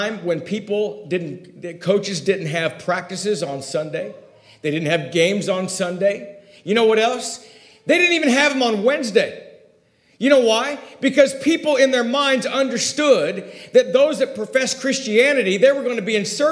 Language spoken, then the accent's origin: English; Ojai, California, United States; also born or lived in Oak View; the hometown that I grew up in Ojai